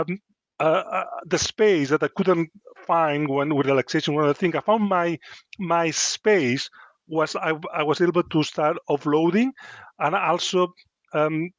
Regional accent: Spain; English is a second language; moved away as an adult; also born or lived in Luton; now in Chesterfield, United Kingdom; I come from Spain, it's quite a macho culture. If you ask any boy, it's changing a bit, but when I was growing up, everybody wants to be a footballer or a matador.

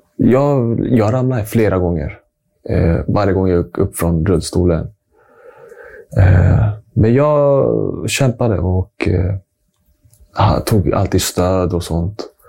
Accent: Stockholm, Stockholm County, Sweden; Född och uppvuxen här i Stockholm

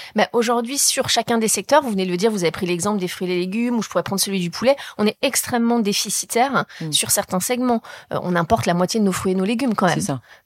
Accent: Deux-Sèvres, Nouvelle-Aquitaine, France; moved away; also born or lived in Paris; j'ai grandi dans les Deux-Sèvres

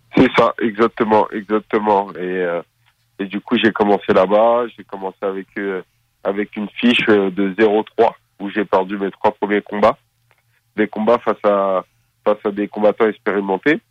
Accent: Paris suburbs, Île-de-France, France; also born or lived in Seine-Saint-Denis / Valenton; Je suis né à Paris. j'ai grandi tout d'abord dans le 93, avant de déménager à l'âge de, de, de, 12

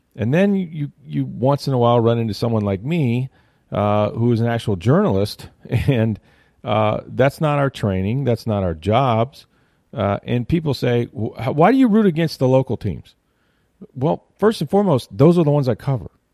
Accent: Tampa, Florida, United States; also born or lived in Arkansas; I grew up in Tampa. I haven't lived anywhere else

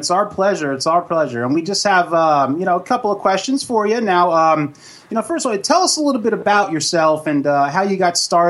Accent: Blairstown, New Jersey, United States; we're from Blairstown, New Jersey, where the first Friday the 13th was actually filmed.

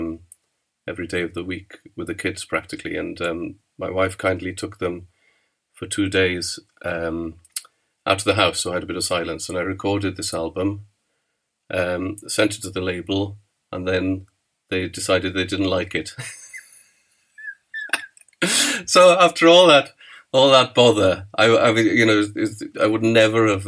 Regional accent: Aberystwyth, Wales, United Kingdom; now in Swansea, United Kingdom; I'm from Aberystwyth. I live in Abertawe, or Swansea

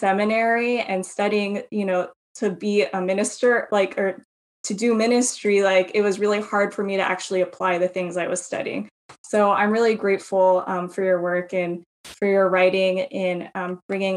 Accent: United States; being a Filipino-American woman

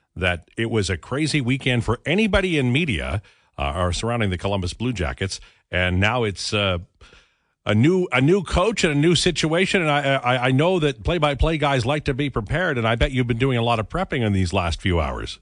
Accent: Edmonton, Alberta, Canada; When I was a kid growing up in Edmonton in the sixties and seventies

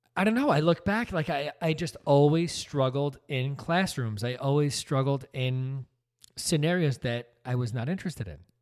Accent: New Jersey, United States; also born or lived in Brooklyn, New York; I was born in Brooklyn, only lived there for the first year of my life. things were not great financially for me and my family. We moved out to New Jersey

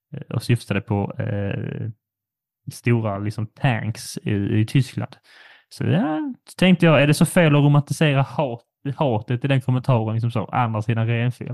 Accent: Sweden; som svensk

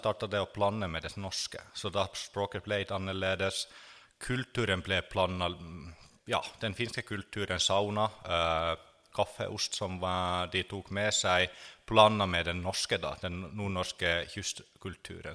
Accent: Finland; now in Norway; jeg er finsk som er slekt med kvener, på en måte. At jeg er fra det området hvor de har kommet fra

